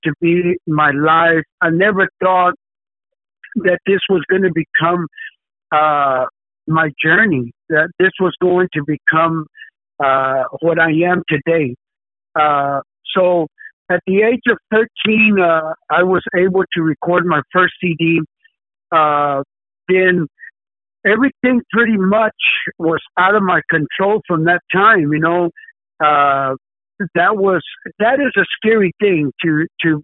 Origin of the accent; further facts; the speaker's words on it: Dallas, Texas, United States; I am actually from Dallas, Texas